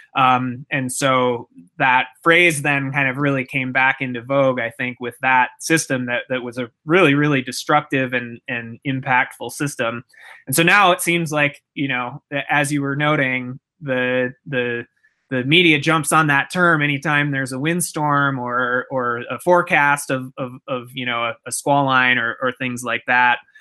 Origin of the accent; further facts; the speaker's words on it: Minneapolis, Minnesota, United States; I grew up in in Minnesota in the Twin Cities area